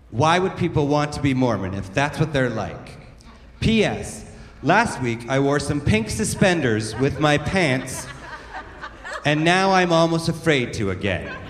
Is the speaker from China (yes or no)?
no; Alberta, Canada; now in Toronto, Canada; I grew up in the Bible Belt of uh, southern Alberta, and uh, well, even as a little kid, I always wanted to grow up and move to a big city like Toronto.